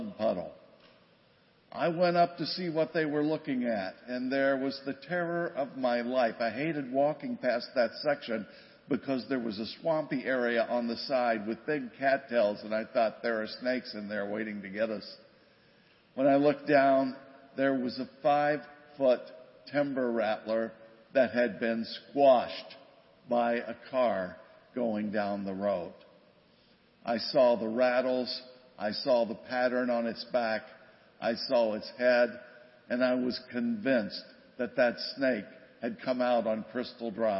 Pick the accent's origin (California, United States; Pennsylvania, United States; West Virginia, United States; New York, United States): West Virginia, United States; now in Grand Rapids, United States; I grew up in West Virginia